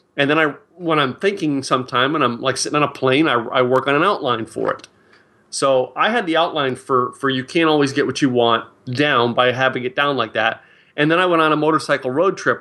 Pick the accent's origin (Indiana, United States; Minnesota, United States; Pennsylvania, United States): Pennsylvania, United States; Philadelphia; now in Dallas, United States; my hometown of, uh, wh-, where I grew up, Philadelphia, Pennsylvania